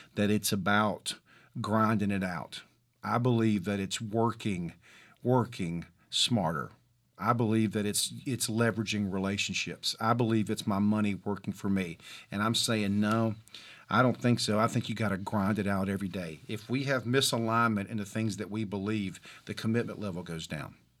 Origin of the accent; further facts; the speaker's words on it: Mobile, Alabama, United States; I'm from Mobile, Alabama